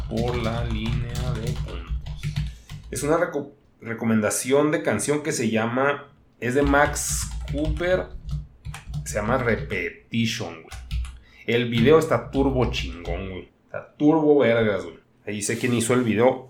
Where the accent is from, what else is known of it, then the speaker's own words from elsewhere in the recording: northern Mexico, Mexico; yo también soy un mexicano.